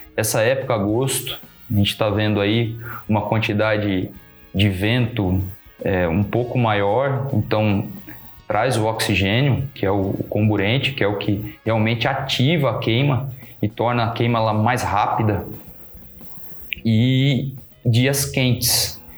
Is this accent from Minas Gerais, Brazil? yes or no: no; Pederneiras, São Paulo, Brazil; moved away as an adult; also born or lived in Bauru, Brazil; now in Lençóis Paulista, Brazil; Eu sou nascido e criado em Pederneiras